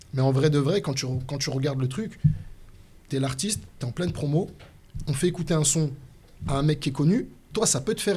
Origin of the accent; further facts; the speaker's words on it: Lyon, Auvergne-Rhône-Alpes, France; à Lyon, nous on parle en poucave